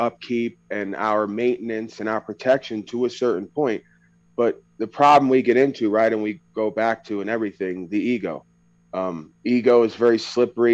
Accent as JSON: {"language": "English", "area": "Long Island", "region": "New York", "country": "United States", "tie": "born or raised there", "said": "when I talk, people will be aware that I am from New York or somewhere on the East Coast, but that's an experience, right? Being born on Long Island in New York is an experience"}